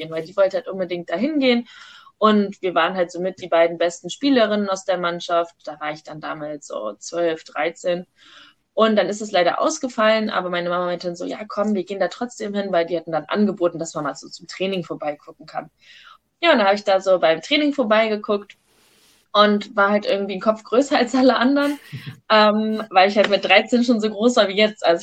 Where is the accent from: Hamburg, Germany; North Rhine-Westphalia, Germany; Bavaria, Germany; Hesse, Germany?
Hesse, Germany; Wiesbaden; born there; Ähm, ich komme ja gebürtig aus Wiesbaden